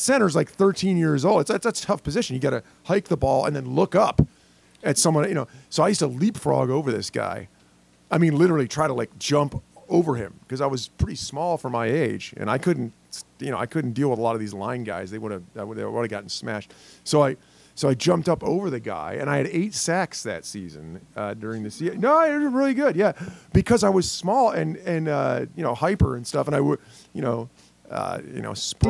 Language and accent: English; Pennsylvania, United States; I'm from Pennsylvania